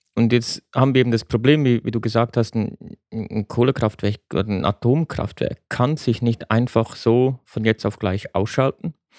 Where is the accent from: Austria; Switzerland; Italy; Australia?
Switzerland; in mein Heimatland, die Schweiz